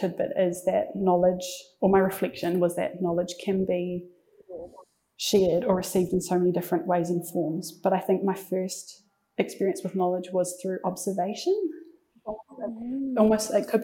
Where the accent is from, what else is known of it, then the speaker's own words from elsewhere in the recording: Waikato, New Zealand; I grew up in Tokumarin, so it's in the heart of the King Country, really small town